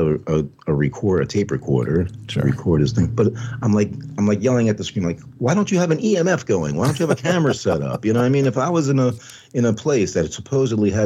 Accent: Long Island, New York, United States; moved away; I was from New York, so I didn't do much camping on Long Island

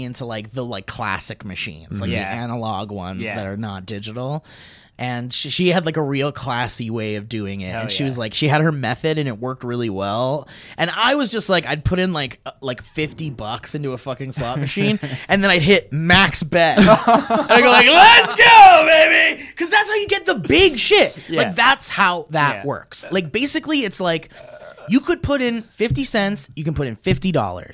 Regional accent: Oxnard, California, United States; I grew up in Oxnard

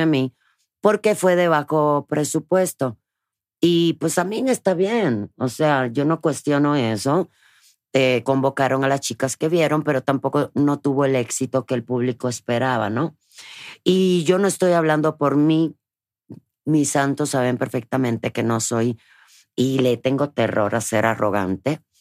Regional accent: Cuba; moved away; desde niña, en Cuba

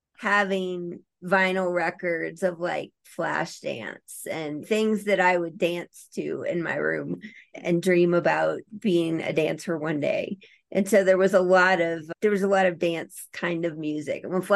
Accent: Louisiana, United States; moved away as an adult; also born or lived in Colorado; I grew up in Louisiana. And after college, I moved to Colorado.

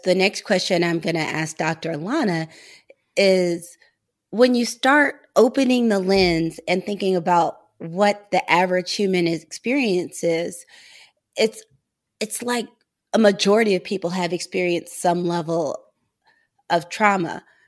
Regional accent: St. Louis, Missouri, United States; moved away as an adult; We're both from Saint Louis, but we did not know each other growing up.

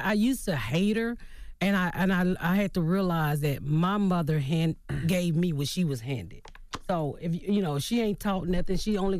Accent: Southern United States, United States; I mean, I'm from the South, mm-hmm. so, you know, I was taught if you was gay, it was something wrong with you.

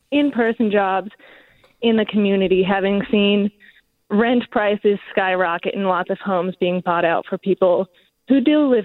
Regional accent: Bay Area, California, United States; moved away; I'm actually originally from the Bay Area

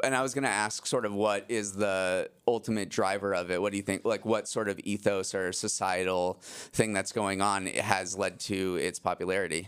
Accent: Massachusetts, United States; I grew up in Massachusetts and my neighbor had an ice rink in our backyard

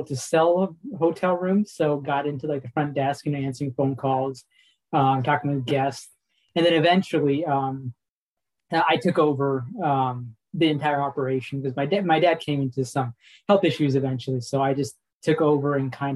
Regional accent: Kansas City, United States; I was born and raised in Kansas City, so right around Kansas City

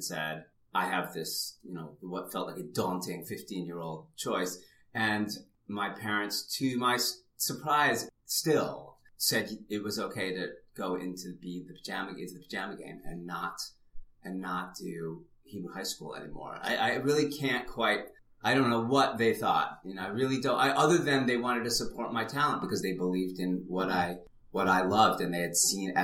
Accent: suburban Detroit, Michigan, United States; also born or lived in England; I was raised in suburban Detroit

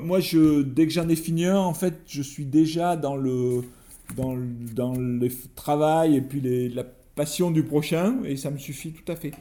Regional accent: France; je suis écrivain, je viens de France

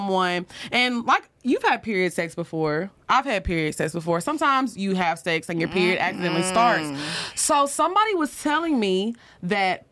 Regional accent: Texas, United States; we're both from Texas, and we're like right on the border of Louisiana

